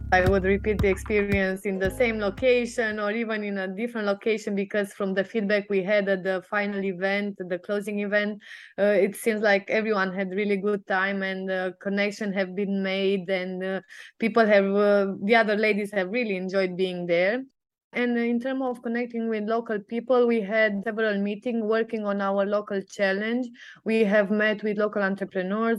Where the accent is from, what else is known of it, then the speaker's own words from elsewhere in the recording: Sibiu, Sibiu County, Romania; I come from Sibiu, Romania